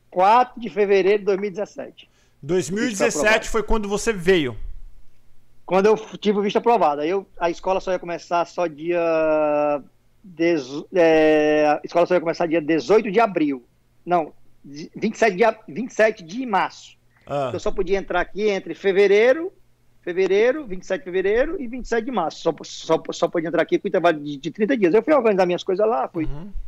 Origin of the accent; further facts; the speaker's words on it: Fortaleza, Ceará, Brazil; moved away as an adult; now in United States; Paulo, eu sou de Fortaleza, uhum.